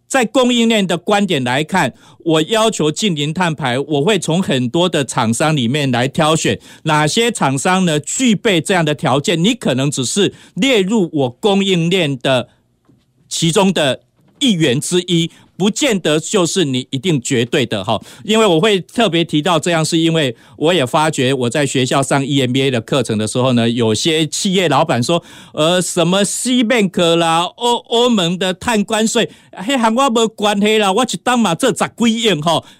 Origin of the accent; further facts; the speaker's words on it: Taiwan; 我们台湾话